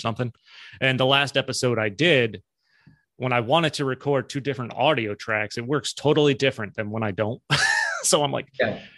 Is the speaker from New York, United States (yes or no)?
yes; Albany, New York, United States; moved away as an adult; also born or lived in Spartanburg, South Carolina; I'm from the Albany, Schenectady area